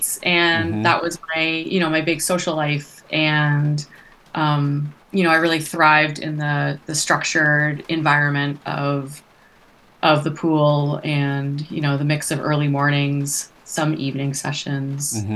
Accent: Toronto, Ontario, Canada; I grew up in the Toronto area. So in Canada, in southern Ontario

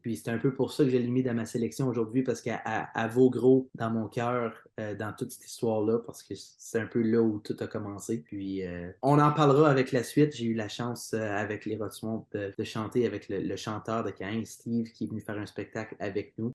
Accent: Plantagenet, Ontario, Canada; je suis natif de la région de Plantagenet, qui est dans l'Est ontarien. J'ai grandi là-bas

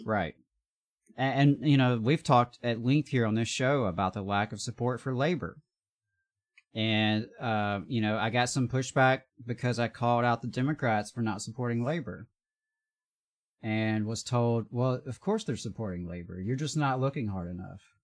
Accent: the South, United States; I'm just a straight white guy born and raised in the South

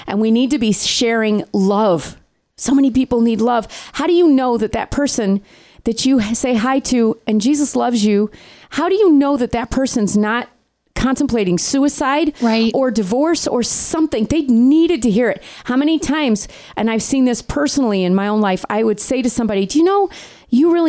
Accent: New York, United States; moved away; I grew up in New York

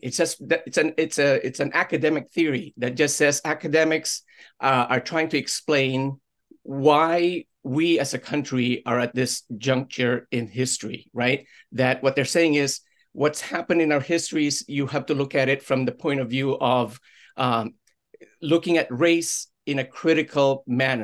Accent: Orange, Connecticut, United States; my hometown of, of Orange

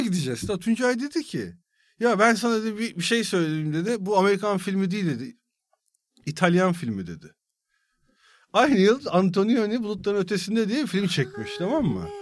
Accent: İzmit, Kocaeli, Turkey; İzmit'te e, işte büyüdüm.

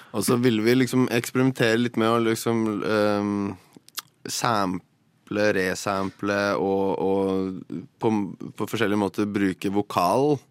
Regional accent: Drammen, Buskerud, Norway; Jeg kommer fra Drammen

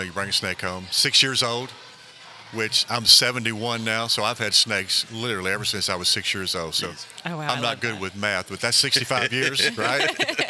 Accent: Mobile County, Alabama, United States; I was raised in Mobile County, Alabama.

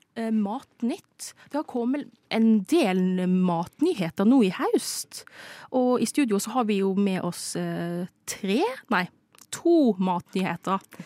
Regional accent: Philippines; Filippinene, der jeg kommer ifra

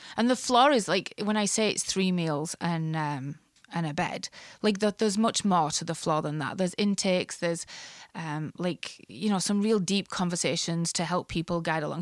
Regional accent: Ireland; moved away as an adult; now in Canada; I grew up in the Catholic part of Ireland

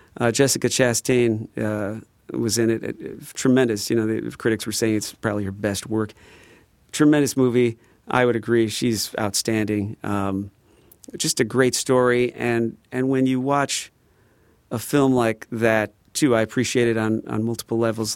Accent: Midwest, United States; we're from the Midwest

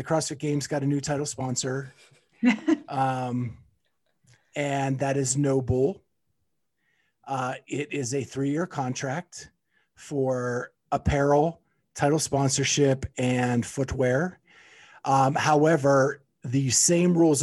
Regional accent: Pennsylvania, United States; moved away; I have traveled to Pennsylvania, my hometown, to hang out with my mom this week.

